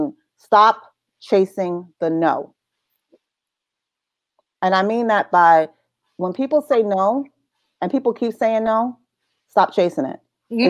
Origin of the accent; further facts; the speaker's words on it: New Jersey, United States; accent: New York; because I had a really strong New York accent, even though I was raised in Jersey.